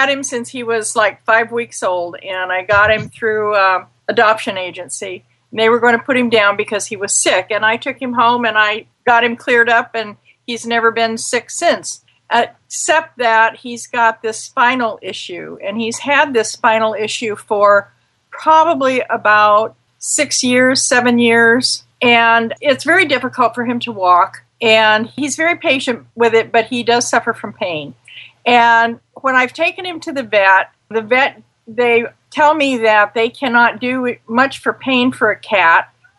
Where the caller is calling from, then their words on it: Mary Esther, Florida, United States; I'm in Florida Panhandle in a little town called Mary Esther.